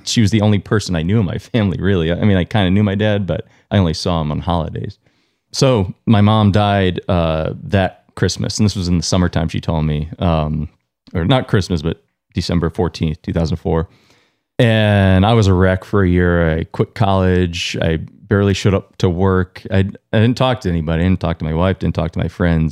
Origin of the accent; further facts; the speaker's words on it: Long Island, New York, United States; now in Vermont, United States; I was born in New York. I grew up in Long Island